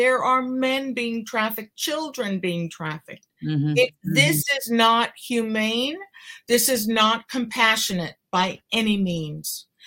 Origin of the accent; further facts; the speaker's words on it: Cuba; first language Spanish; English is a second language; now in Connecticut, United States; I was born in Cuba. We came here with nothing